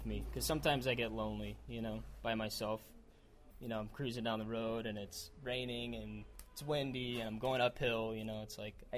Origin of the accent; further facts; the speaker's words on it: United States; I'm from America